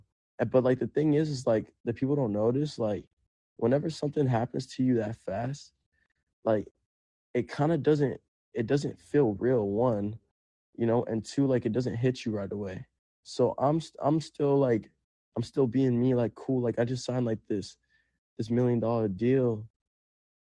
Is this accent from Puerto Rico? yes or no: yes; Puerto Rico; first language Spanish; English is a second language; now in Los Angeles, United States; I grew up in Puerto Rico. Like, we were homeless.